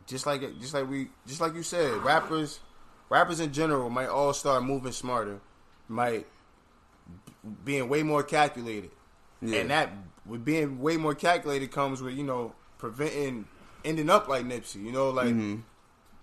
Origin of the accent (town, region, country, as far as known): the East, East Coast, United States